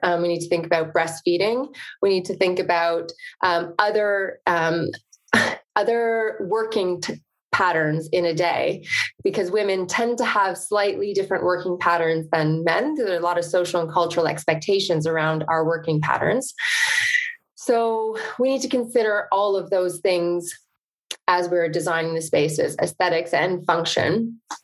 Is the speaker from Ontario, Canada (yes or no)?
yes; the country north of Toronto, Ontario, Canada; I'm Canadian, grew up in the country north of Toronto